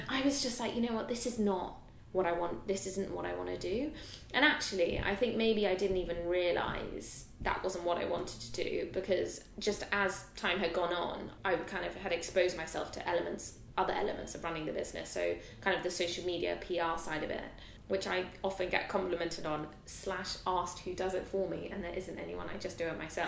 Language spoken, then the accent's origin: English; London, United Kingdom; I'm a Londoner